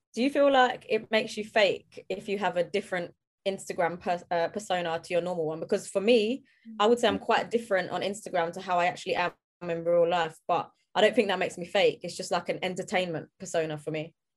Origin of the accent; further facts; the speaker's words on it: London, United Kingdom; I'm from South London